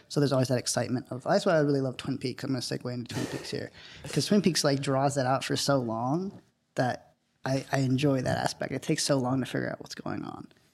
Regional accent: South India, India; moved away; my house in India

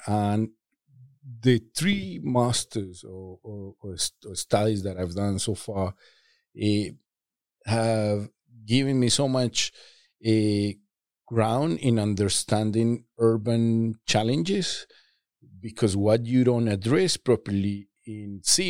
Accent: Medellin, Antioquia, Colombia; I grew up in Medellin, Colombia, which was at the time the most violent city of the world

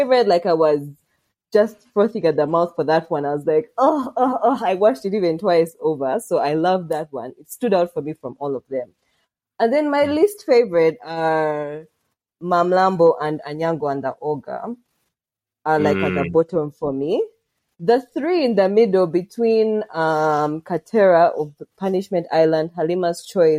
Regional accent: Kabale, Lake Bunyonyi, Western Region, Uganda; It's a real place in Kawale on Lake Bunyonyi. Yay, my hometown.

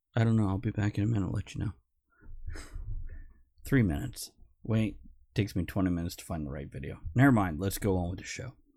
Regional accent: South Florida, United States; growing up in South Florida with the Everglades

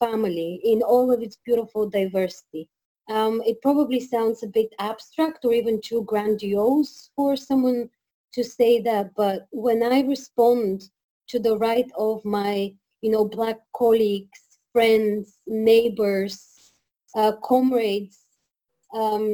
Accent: Sofia, Sofia City, Bulgaria; moved away as an adult; now in Belfast, United Kingdom; So I was born and raised in Sofia, but I think I grew up as a person in Belfast

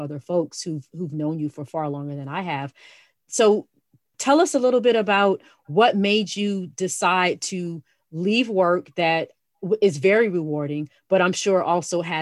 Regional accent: South Florida, United States; moved away; I grew up in South Florida

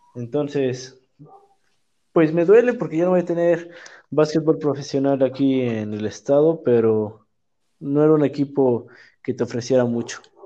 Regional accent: Puebla, Mexico; soy de Puebla

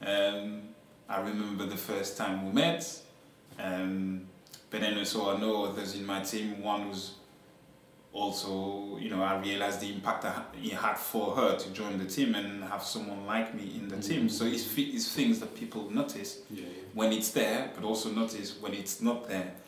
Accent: France; now in Yorkshire, United Kingdom; I was born in France, but my, you know, origins are from Senegal in West Africa.

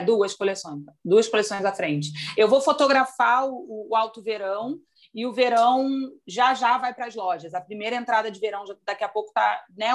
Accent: Rio de Janeiro, Brazil; Eu sou carioca

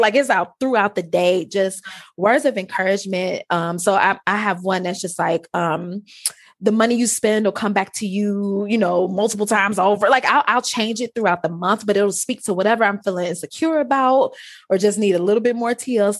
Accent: Detroit, Michigan, United States; accent: Ebonics; I grew up in Detroit

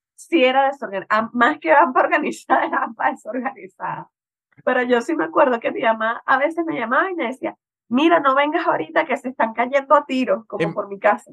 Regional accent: Caracas, Capital District, Venezuela; now in Mexico; vengo de Caracas

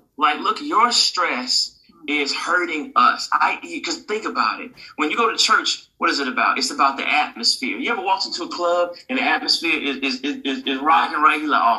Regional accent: Jamaica; I'm Jamaican, you know, Jamaicans always.

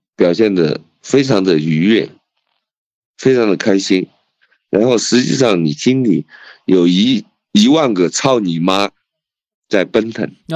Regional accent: Leshan, Sichuan, China; also born or lived in Lhasa, Tibet; 因为我是四川人，那我可以用一个，一句四川话来形容

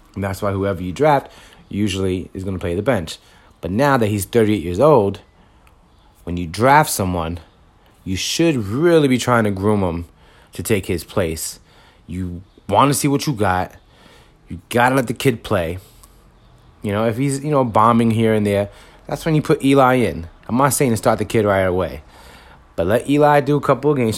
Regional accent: New York City, New York, United States; moved away as an adult; also born or lived in Bronx; now in Yonkers, United States; I'm from Washington Heights originally, moved to the Bronx, and once I had a child, I ended up living in Yonkers

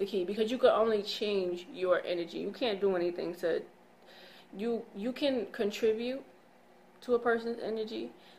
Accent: England, United Kingdom; I don't know. I'm English.

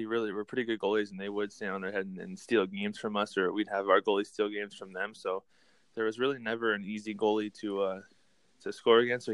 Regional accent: Pittsburgh, Pennsylvania, United States; born or raised there

